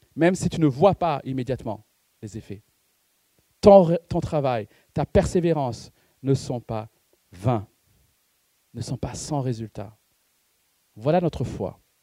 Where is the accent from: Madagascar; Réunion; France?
Madagascar; C'est parce que je suis malgache que je mange du riz